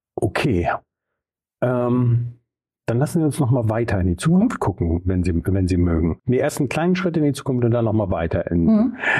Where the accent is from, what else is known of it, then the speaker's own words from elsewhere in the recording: Bremen, Germany; ich komme ja aus Bremen-Nord